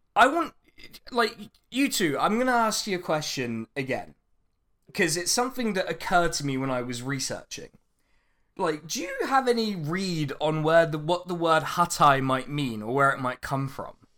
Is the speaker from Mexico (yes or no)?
no; Reading, South East England, United Kingdom; Reading means the place, the boring place where I'm from